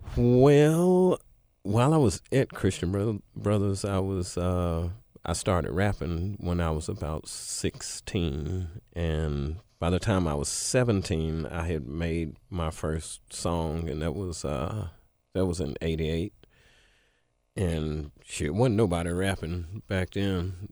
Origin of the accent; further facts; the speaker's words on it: Memphis, Tennessee, United States; spent the rest of my childhood in East Memphis